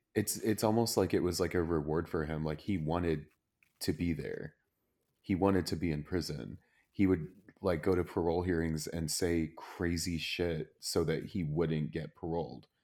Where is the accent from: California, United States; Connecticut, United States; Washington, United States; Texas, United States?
Texas, United States; Plano